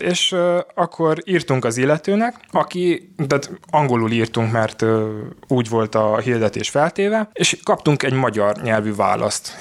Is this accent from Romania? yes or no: yes; Oradea, Bihor County, Romania; Én Nagyváradon születtem, itt is élek